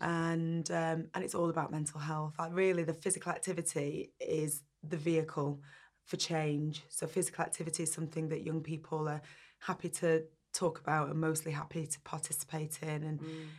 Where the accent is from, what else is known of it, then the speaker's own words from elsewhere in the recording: Burnley, North West England, United Kingdom; I grew up in Burnley in the northwest